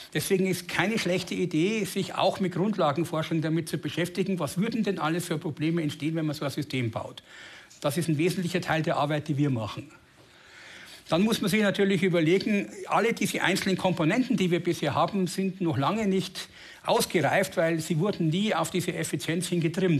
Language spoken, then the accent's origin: German; Germany; bei uns in Deutschland